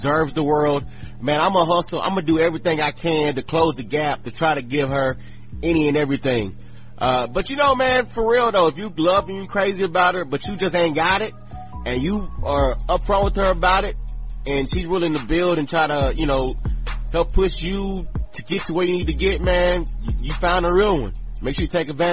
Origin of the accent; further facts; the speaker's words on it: Texas, United States; my home state of Texas